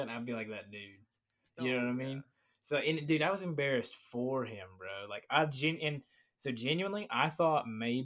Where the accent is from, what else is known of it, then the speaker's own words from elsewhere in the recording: Virginia, United States; now in Florida, United States; I grew up in Virginia. I grew up like in, like, the Appalachian Mountains